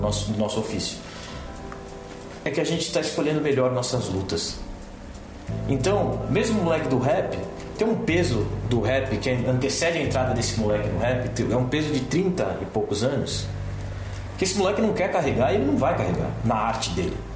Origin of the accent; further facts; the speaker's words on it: Brazil; a nossa vida enquanto brasileiros